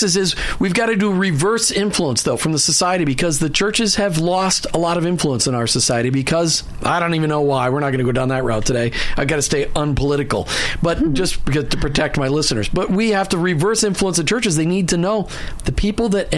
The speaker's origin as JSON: {"language": "English", "region": "Midwest", "country": "United States", "tie": "born or raised there", "said": "Martha and I grew up in the Evangelical Free Church in the Midwest"}